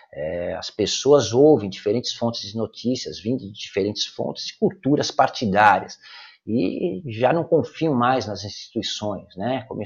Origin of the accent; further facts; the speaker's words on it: São Paulo, Brazil; now in Espírito Santo, Brazil; eu sou paulistano nato, eu nasci na Vila Celso Garcia, no Hospital São José do Brás, eu nasci no Brás, eu morei e cresci no Brás, em São Paulo, na cidade de São Paulo